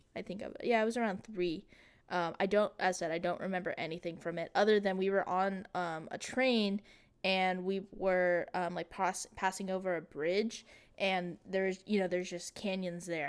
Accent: Texas, United States; as a Texan

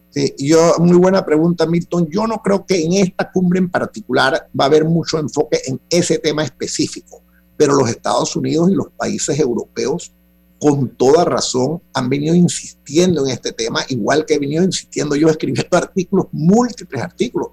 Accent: Panama; todos somos panameños

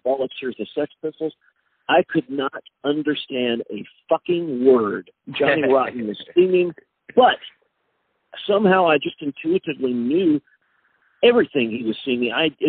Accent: Texas, United States; I grew up in a small Texas town. There was no punk scene where I was.

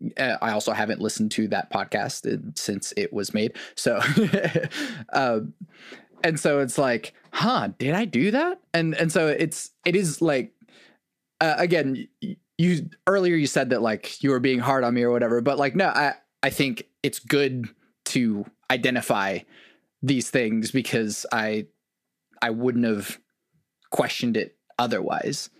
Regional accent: Oklahoma, United States; as a non-white kid growing up in Oklahoma

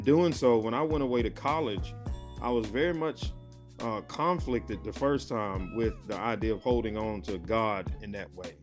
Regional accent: Rome, Georgia, United States; now in Hazel Green, United States; I'm originally from Rome, Georgia, uh, city of Seven Hills, Three Rivers.

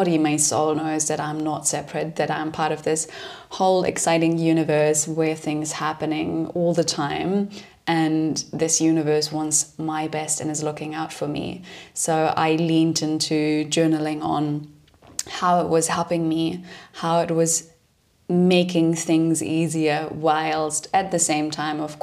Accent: Germany; moved away as an adult; also born or lived in London; I'm originally from Germany

